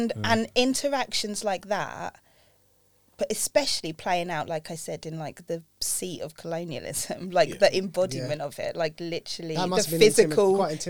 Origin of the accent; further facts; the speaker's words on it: United Kingdom; we all are British, like, yeah. Right? We were all born here.